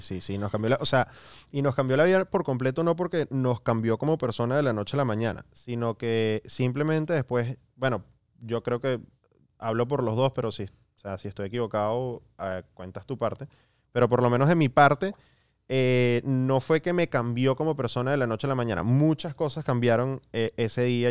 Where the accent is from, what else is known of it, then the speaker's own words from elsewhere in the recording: Miami, Florida, United States; yo crecí acá en Estados Unidos, a los 10 años me mudé a, Miami